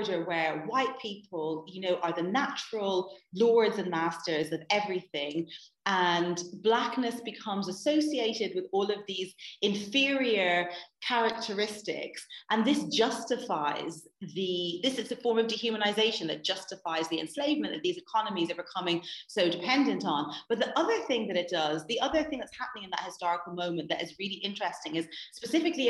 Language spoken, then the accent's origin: English; Ireland; also born or lived in Atlanta, United States / Dublin; Yeah, so I'm Irish. I was born and raised in Ireland.